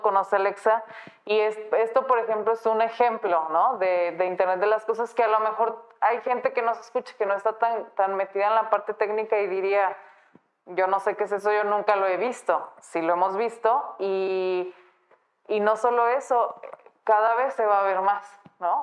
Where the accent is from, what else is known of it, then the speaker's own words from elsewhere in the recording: Guadalajara, Jalisco, Mexico; Yo soy de aquí de Guadalajara